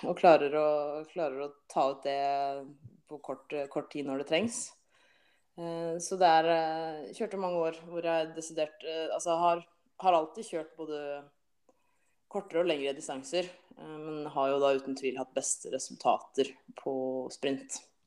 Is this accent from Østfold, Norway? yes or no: yes; Halden, Østfold, Norway; jeg er jo fra Halden og bor i Halden